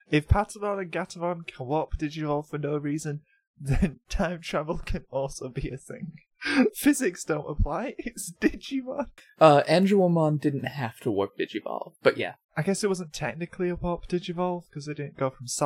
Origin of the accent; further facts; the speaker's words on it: United States; I'm an American.